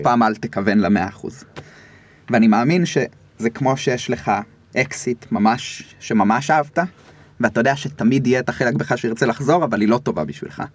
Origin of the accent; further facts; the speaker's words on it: Rishon LeZion, Central District, Israel; גדלתי בראשון, עד היום אני בראשון